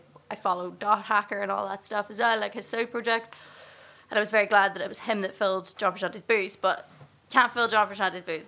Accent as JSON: {"language": "English", "area": "Gortin", "region": "Northern Ireland", "country": "United Kingdom", "tie": "born or raised there", "also_born_or_lived": "Enniskillen, Northern Ireland", "said": "I was raised in Gorchan, which is in the absolute middle of nowhere"}